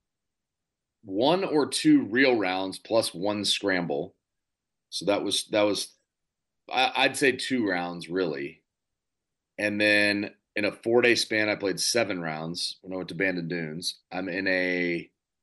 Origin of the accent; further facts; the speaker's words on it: Dallas, Texas, United States; We're both from Dallas